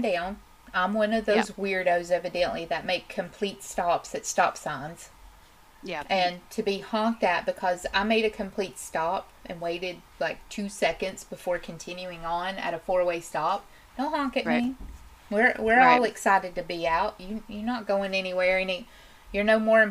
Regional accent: Tennessee, United States; proud to be a Tennessean

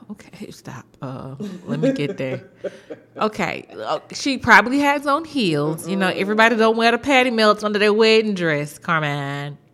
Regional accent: Houston, Texas, United States; I'm from Houston

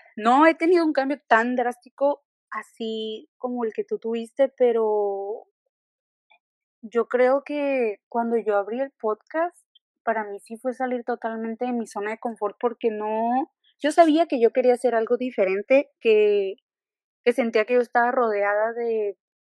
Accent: Ensenada, Baja California, Mexico; moved away as an adult; now in Querétaro, Mexico; yo soy de Ensenada, al igual que, Belén, solo que me vine a estudiar la universidad al estado de Querétaro

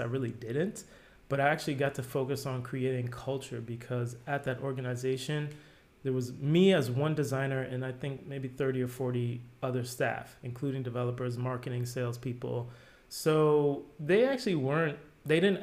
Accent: New Jersey, United States; moved away as an adult; now in Amsterdam, Netherlands; I grew up in New Jersey, like a suburb of New York.

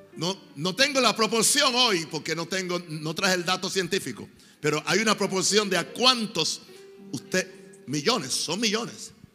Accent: Puerto Rico; moved away; fui al pueblo donde yo nací

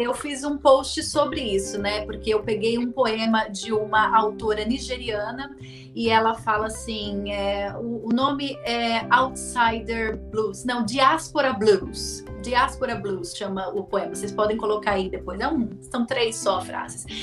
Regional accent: São Paulo, Brazil; moved away as an adult; also born or lived in Brasília; eu sou de São Paulo, é, sou da Zona Leste de São Paulo. Eu nasci, cresci, vivi até os 24 anos nos, entre os bairros de Itaquera e Goianás

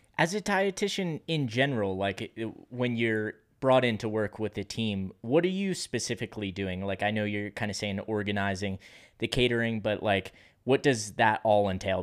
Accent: Pennsylvania, United States; I'm from Pennsylvania

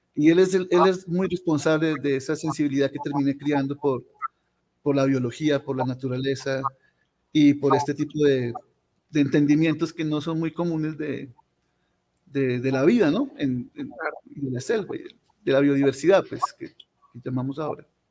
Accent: Pasto, Nariño, Colombia; also born or lived in Leticia; Yo soy un pastuso, yo soy un pastor más, yo nací aquí en Pasto, por allá a principios de la década de los 70. Eh, y pasé la, mayor parte de, mi infancia y mi juventud

